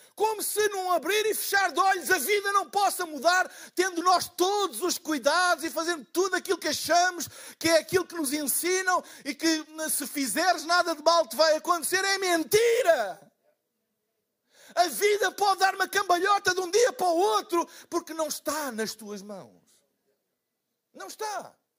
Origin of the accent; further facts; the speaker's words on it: Portugal; eu sou de Portugal